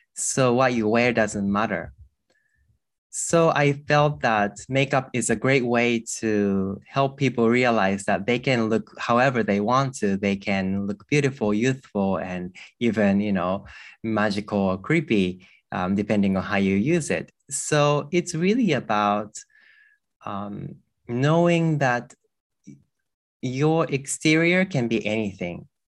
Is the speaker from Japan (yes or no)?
yes; Japan; I grew up in a temple with, uh, monk parents. Um, growing up here